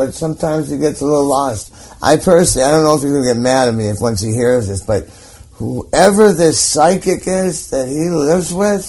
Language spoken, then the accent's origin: English; Hollywood, California, United States; In Hollywood.